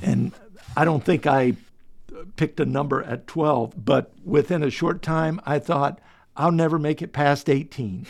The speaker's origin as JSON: {"language": "English", "region": "Delaware", "country": "United States", "tie": "born or raised there", "said": "I was born in Delaware"}